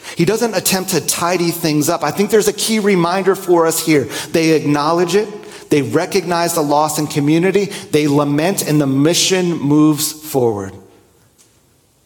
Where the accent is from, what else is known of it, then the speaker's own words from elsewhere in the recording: New Jersey, United States; Growing up in New Jersey, I would often go to little pizzerias